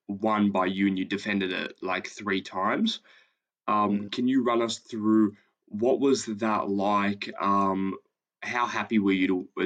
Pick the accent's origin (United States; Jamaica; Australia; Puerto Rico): Australia; I'm an Australian Greek.